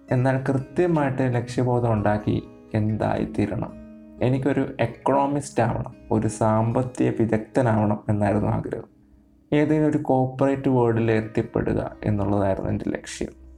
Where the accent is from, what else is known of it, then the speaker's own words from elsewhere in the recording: Kollam, Kerala, India; ഞാൻ ജനിച്ചതും വളർന്നതൊക്കെ കൊല്ലത്താണ്